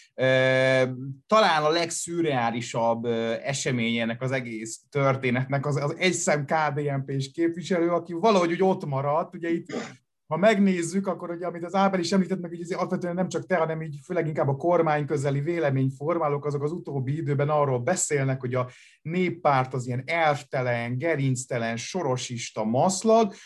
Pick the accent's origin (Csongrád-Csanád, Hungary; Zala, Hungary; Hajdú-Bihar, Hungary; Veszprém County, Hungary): Csongrád-Csanád, Hungary; Szeged; now in Budapest, Hungary; én Budapesten élek, a szülővárosomhoz, Szegedhez nagyon sok érzelmi szállal kötődöm.